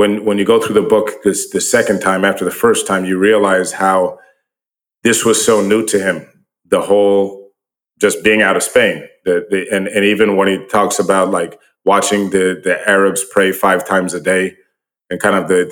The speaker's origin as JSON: {"language": "English", "country": "United States", "said": "We're American, we live here."}